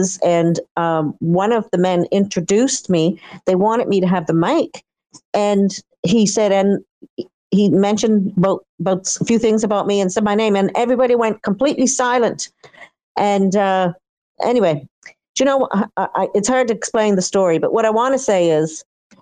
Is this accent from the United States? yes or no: no; Eastern Canada, Canada; I'm from Eastern Canada. I grew up on the Atlantic Ocean.